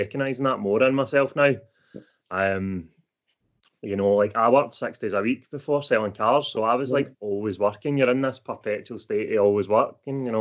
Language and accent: English; Airdrie, Scotland, United Kingdom; I'm from Airdrie. I'm 28, and I was involved in gang culture in North Lanarkshire growing up.